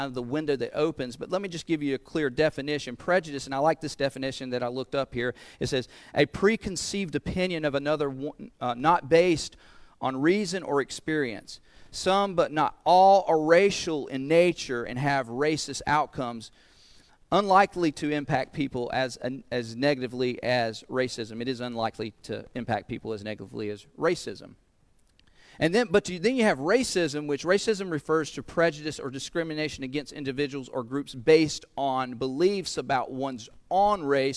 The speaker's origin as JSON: {"language": "English", "town": "Goldsboro", "region": "North Carolina", "country": "United States", "tie": "born or raised there", "accent": "southern", "said": "my hometown of Goldsboro, North Carolina"}